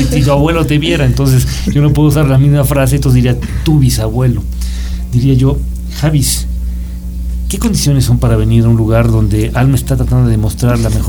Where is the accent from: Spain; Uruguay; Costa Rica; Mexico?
Mexico; Yo soy de México.